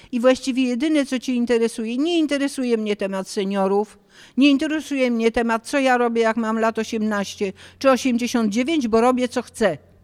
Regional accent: Poland; moved away as an adult; also born or lived in Paris, France

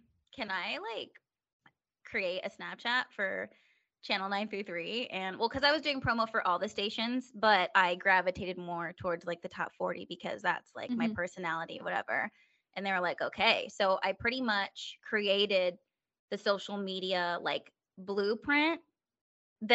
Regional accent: Stockton, California, United States; moved away as an adult; also born or lived in San Diego; now in Pennsylvania, United States; I'm from Stockton, so that's Sacramento area.

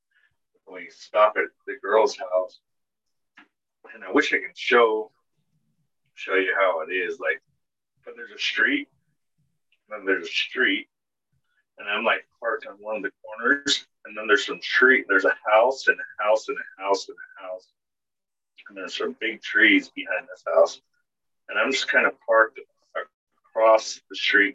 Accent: Utah, United States; also born or lived in Dallas, Texas; I come from Utah

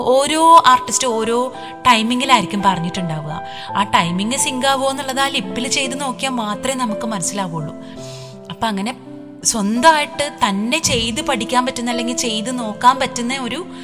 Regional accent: Thrissur, Kerala, India; accent: Thrissur; ഞാൻ ശരിക്കും തൃശ്ശൂർ ബേസ് ആണല്ലോ അപ്പോൾ തൃശ്ശൂർ ക്യാരക്ടേഴ്സ് തൃശ്ശൂർ ലാംഗ്വേജ് സംസാരിക്കുന്ന

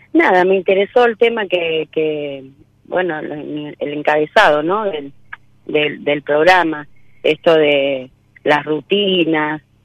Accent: Florencio Varela, Buenos Aires Province, Argentina; Yo soy de Florencio Varela

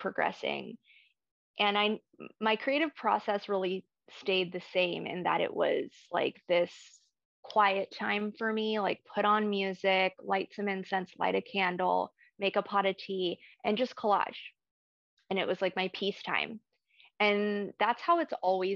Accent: Ecuador; I was born in Ecuador

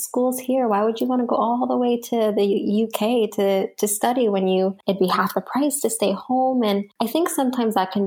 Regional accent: Canada; here in North America or as a Canadian

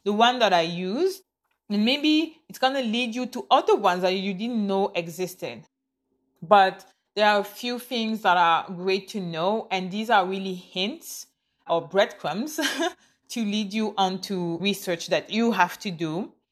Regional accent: Canada; I am Canadian. I live in Canada. I am a Canadian citizen

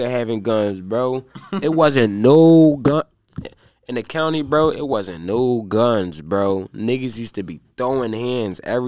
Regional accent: Darby, Pennsylvania, United States; I'm from Derby

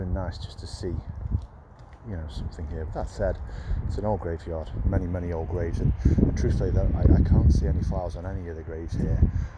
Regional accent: Burslem, West Midlands, United Kingdom; born there; I was born in Burslem, which is why I wanted to start here.

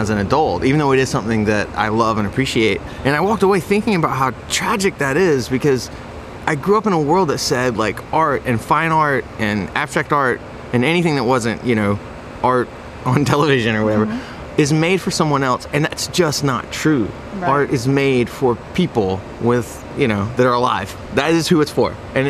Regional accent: Rock Hill, South Carolina, United States; I'm from Rock Hill. I was born in Rock Hill. And my family is long from the area. Like, we're very Southern people.

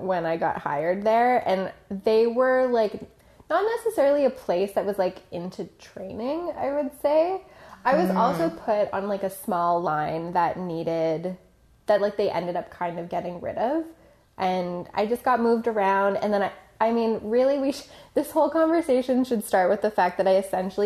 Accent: Toronto, Ontario, Canada; I grew up in Toronto

